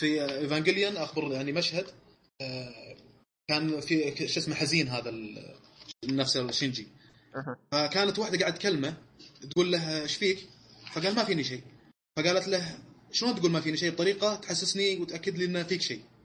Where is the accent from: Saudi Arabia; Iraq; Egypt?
Saudi Arabia; احنا سعوديين